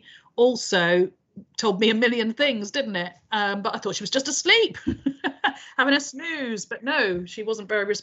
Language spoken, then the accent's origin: English; United Kingdom; we are very British about things